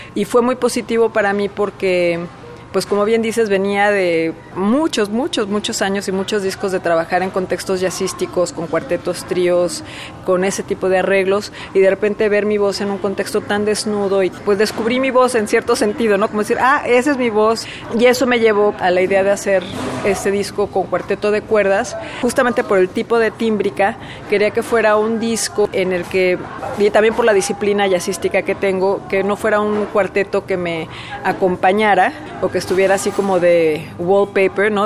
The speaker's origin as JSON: {"language": "Spanish", "country": "Mexico", "moved": "yes"}